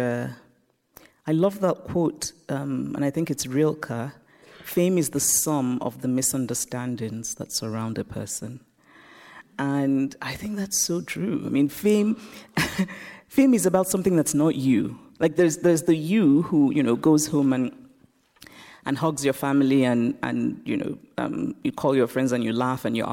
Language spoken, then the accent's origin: English; Nigeria; moved away; also born or lived in United States; I grew up in Nigeria, I grew up under military dictatorships